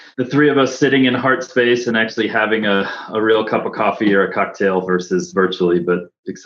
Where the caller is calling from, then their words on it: Park City, Utah, United States; So I live here in Park City, Utah with Jen